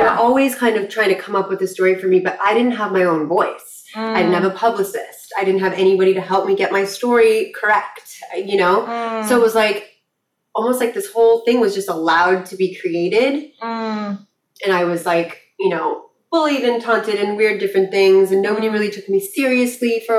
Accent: Malibu, California, United States; growing up in Malibu

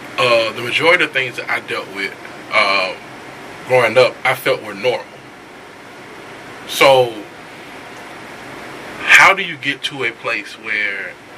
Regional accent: Bessemer, Alabama, United States; I'm from Bessemer, mm-hmm. Alabama

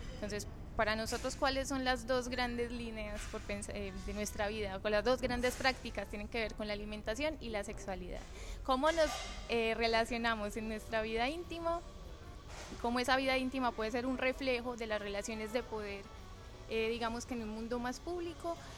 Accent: Medellín, Antioquia, Colombia; moved away as an adult; now in Lisbon, Portugal; yo soy de Medellín, que es la segunda ciudad como más grande de Colombia

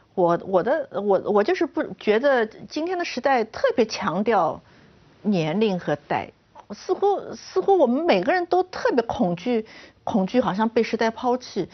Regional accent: China; 我们中国人

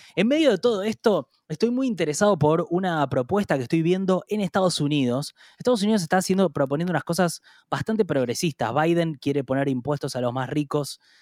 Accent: Argentina; como argentinos

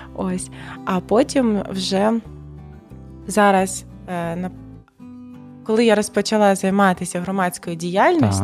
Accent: Donetsk, Donetsk Oblast, Ukraine; Ukrainian is a second language; moved away as an adult; now in Kyiv, Ukraine; я сама з Донецька, народилася в Донецьку, а вісім років, як я можу вже напевно казати, ще я з Києва, бо тут мій другий дім.

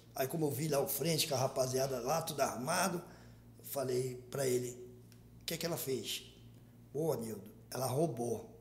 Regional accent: Rio de Janeiro, Brazil; also born or lived in Baixa do Sapateiro, Rio de Janeiro; Eu vim da Baixo Sapateiro com quatro anos de idade. Nasci lá. Baixo Sapateiro, já conhecido como Morro do Timbal. Aí fui para o Parque União com cinco anos de idade.

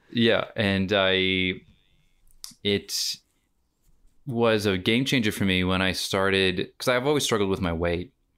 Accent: United States; moved away as an adult; now in Australia; myself as an American came to Australia just shy of eight years ago

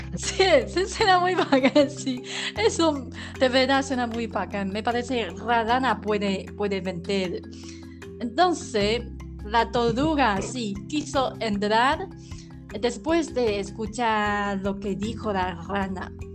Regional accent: Taiwan; Spanish is a second language; soy la … de Taiwán

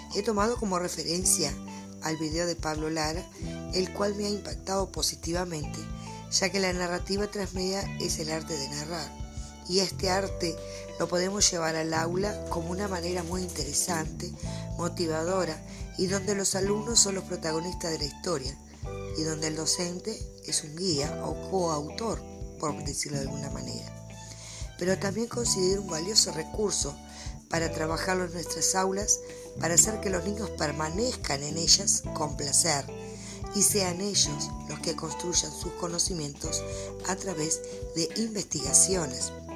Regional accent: Artigas, Uruguay; soy del departamento de Artigas

